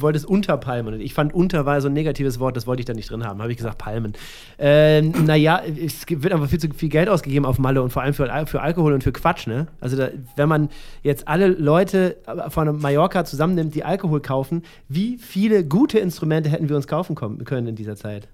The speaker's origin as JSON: {"language": "German", "region": "Northern Germany", "country": "Germany", "said": "ich komme ja auch aus dem Norden, und, also aus der Nähe von Hamburg"}